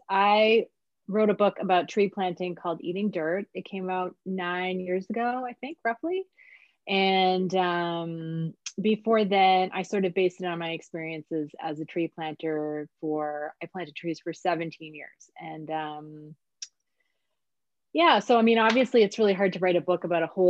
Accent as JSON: {"language": "English", "region": "rural New York State", "country": "United States", "also_born_or_lived": "Toronto, Canada", "moved": "as an adult", "lives_now": "British Columbia, Canada", "said": "I didn't grow up in Canada. I'm from New York State"}